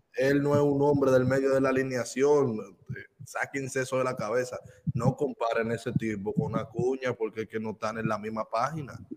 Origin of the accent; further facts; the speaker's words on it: Dominican Republic; moved away; soy dominicano